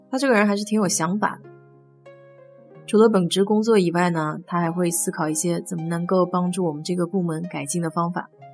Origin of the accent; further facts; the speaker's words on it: China; now in United States; 我们中国人